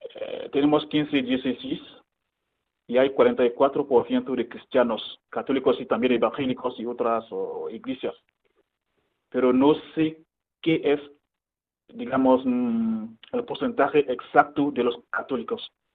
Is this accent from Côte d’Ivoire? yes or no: yes; Côte d’Ivoire; moved away as an adult; also born or lived in Ghana; now in Madrid, Spain; yo soy de Costa de Marfil y bueno, nací ahí, crecí ahí